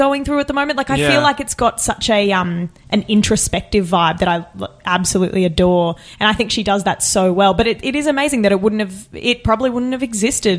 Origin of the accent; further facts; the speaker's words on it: Bowen Mountain, New South Wales, Australia; Out in a place called Bowen Mountain, which is near the Blue Mountains, sort of Bilpin, Hawkesbury side right. of the Blue Mountains